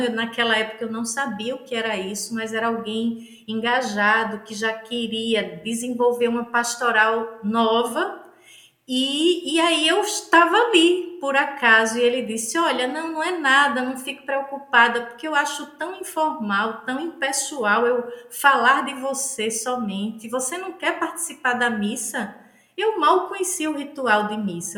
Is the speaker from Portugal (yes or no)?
no; Northeast Region, Brazil; accent: nordestino; Mulher nordestina